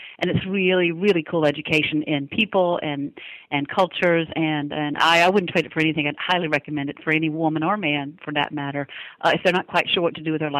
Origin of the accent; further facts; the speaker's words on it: Florida, United States; also born or lived in Dothan, Alabama; I was born in Dothan, Alabama, but living in northern Florida. And as a child, I moved about 15 times before we settled when I went away to college. So I'm all over the South, mostly Florida, where my people are from.